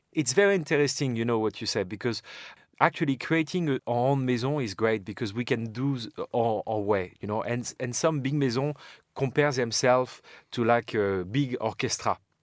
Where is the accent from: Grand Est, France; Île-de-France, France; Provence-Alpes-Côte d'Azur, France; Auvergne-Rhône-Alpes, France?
Grand Est, France; Champagne; born and raised in Champagne